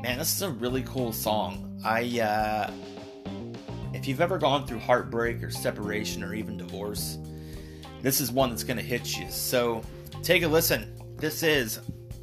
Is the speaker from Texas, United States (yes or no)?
yes; Dallas, Texas, United States; my hometown, Dallas, Texas